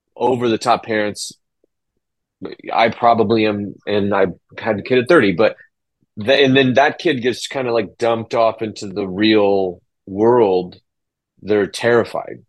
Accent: Illinois, United States; moved away; where I grew up in Illinois

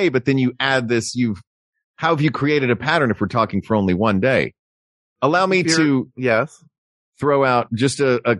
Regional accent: the South, United States; moved away; I grew up in the South.

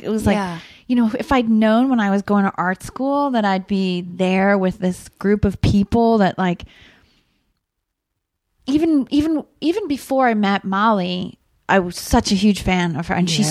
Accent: Rockford, Illinois, United States; when I was growing up in Rockford, I'm like, am I going to ever get out of here?

